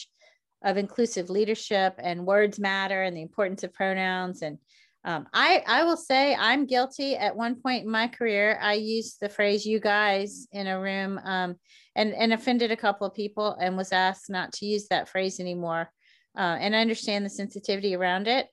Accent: the South, United States; moved away as an adult; also born or lived in Boston; I was raised in the South

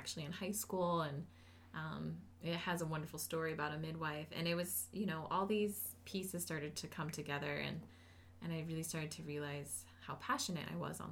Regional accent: Maui, Hawaii, United States; moved away as an adult; also born or lived in Colorado; I am born and raised on Maui and went off to school on the mainland in Colorado

